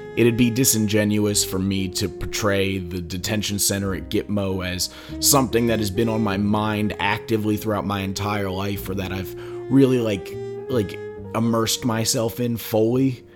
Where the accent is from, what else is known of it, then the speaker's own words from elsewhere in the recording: Philadelphia, Pennsylvania, United States; also born or lived in Bucks County, Pennsylvania; I'm from Philadelphia